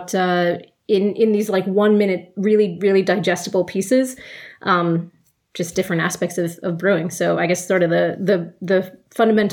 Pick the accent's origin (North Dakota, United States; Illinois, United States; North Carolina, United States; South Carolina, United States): North Carolina, United States; moved away as an adult; now in Canberra, Australia; my hometown, which is, over in North Carolina